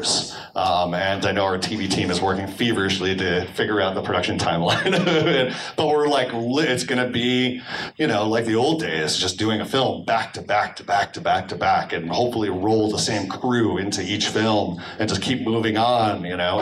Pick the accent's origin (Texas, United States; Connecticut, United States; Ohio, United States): Connecticut, United States; I grew up in Connecticut.